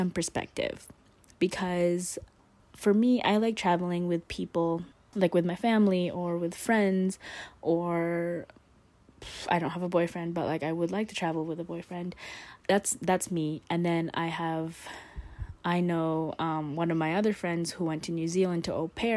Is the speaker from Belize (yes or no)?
no; Canada; also born or lived in Philippines; I'd say I grew up more in Canada